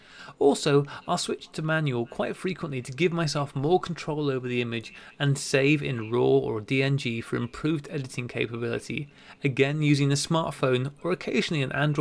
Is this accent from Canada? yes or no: no; England, United Kingdom; now in Australia; I am English, living in Australia